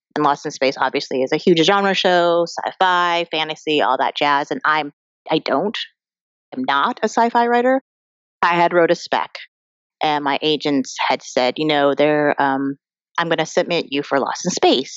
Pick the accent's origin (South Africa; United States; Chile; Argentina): United States; Colorado; I'm an Asian American girl who grew up in Colorado.